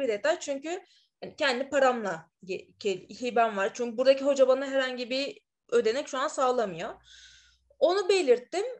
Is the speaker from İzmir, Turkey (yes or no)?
yes; İzmir, Turkey; moved away as an adult; also born or lived in Istanbul; now in Madrid, Spain